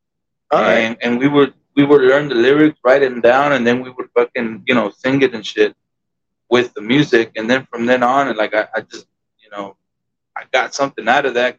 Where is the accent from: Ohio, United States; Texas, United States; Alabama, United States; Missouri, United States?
Texas, United States; Del Rio; moved away as an adult; also born or lived in Ciudad Acuña, Mexico; I was born in Del Rio, but majority of my childhood, I was, you know, always in Mexico.